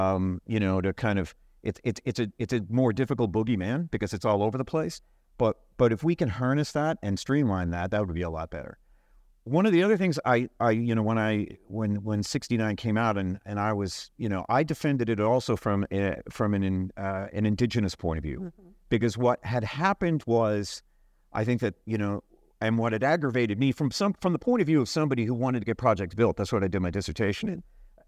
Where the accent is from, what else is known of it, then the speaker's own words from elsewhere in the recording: Newfoundland and Labrador, Canada; but I grew up in Labrador, and I know these communities